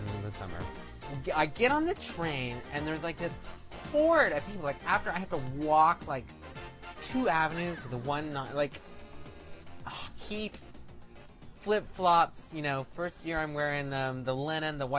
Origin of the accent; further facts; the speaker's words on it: Midwest, United States; moved away; I am from the Midwest